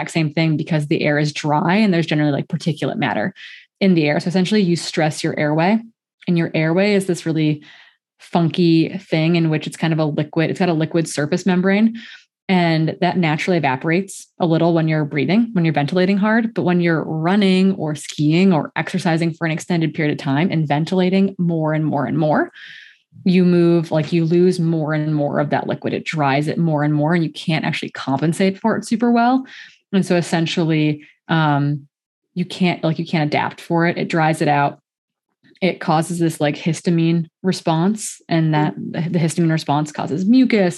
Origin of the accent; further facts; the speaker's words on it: Midwest, United States; moved away; also born or lived in Montana; Originally, I grew up in the Midwest where we routinely had cold days.